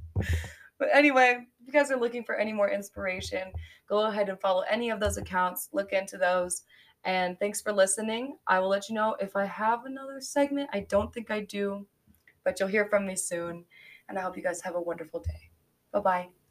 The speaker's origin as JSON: {"language": "English", "town": "Colorado Springs", "region": "Colorado", "country": "United States", "tie": "born or raised there", "lives_now": "Denver, United States", "said": "I was born in the Springs"}